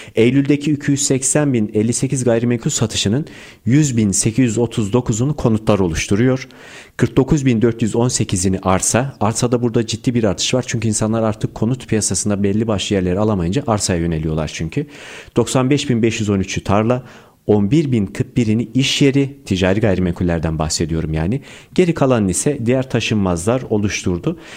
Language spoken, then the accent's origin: Turkish; Erzurum, Turkey; now in Istanbul, Turkey; 1994 Erzurum doğumluyum.